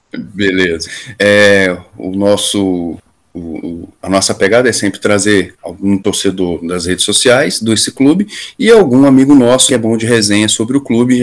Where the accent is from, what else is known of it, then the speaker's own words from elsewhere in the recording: Brasília, Federal District, Brazil; also born or lived in São Paulo; Somos de Brasília